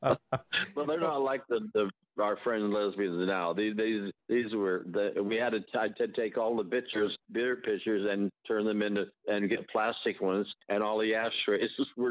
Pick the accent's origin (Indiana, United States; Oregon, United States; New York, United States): Oregon, United States; Portland; I was born in Portland. I grew up in Linton. That's a little suburb of Portland, a small little mill town.